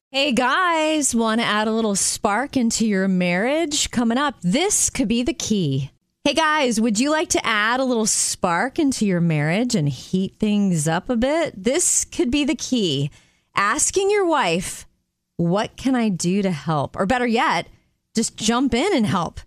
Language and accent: English; Jupiter, Florida, United States; growing up in Jupiter, Florida, it would probably be the smell of the salt, the sea air.